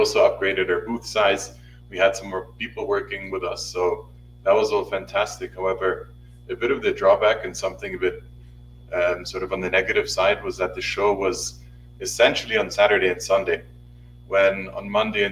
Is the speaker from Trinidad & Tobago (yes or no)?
no; Switzerland; moved away as an adult; now in Mexico City, Mexico; I was born and raised in Switzerland and have spent the past 4 years living in Mexico.